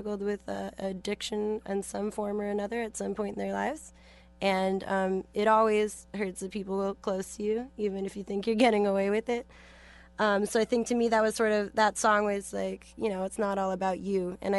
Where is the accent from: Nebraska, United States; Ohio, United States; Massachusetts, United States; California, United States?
California, United States; San Francisco; I'm from San Francisco, so I'm familiar.